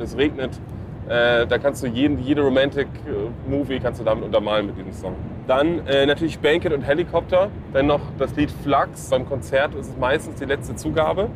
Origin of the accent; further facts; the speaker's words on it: Hamburg, Germany; Hamburg City, genau da, wo ich herkomme